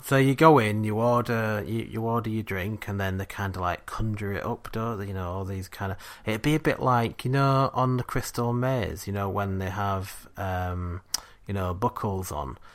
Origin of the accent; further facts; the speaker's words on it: England, United Kingdom; we're English